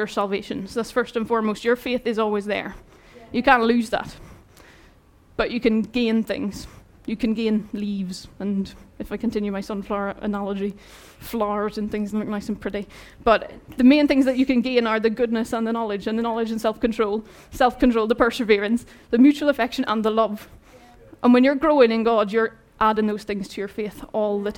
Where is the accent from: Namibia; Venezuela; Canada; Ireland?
Ireland; moved away; I'm Irish